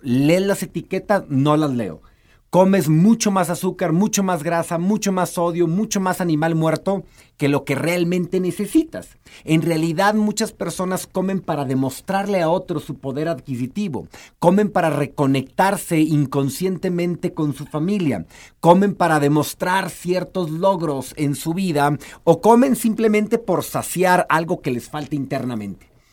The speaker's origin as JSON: {"language": "Spanish", "country": "Mexico", "said": "hemos sido educados en su mayoría como mexicanos o como latinoamericanos"}